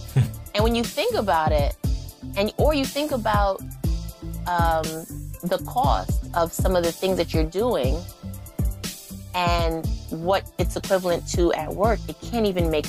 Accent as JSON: {"language": "English", "region": "New York", "country": "United States", "said": "Because I'm from the East Coast. So I don't really pay attention."}